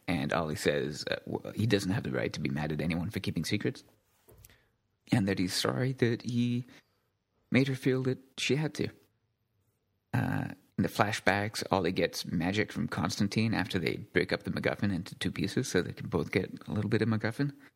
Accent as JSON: {"language": "English", "country": "United Kingdom", "said": "I'm British"}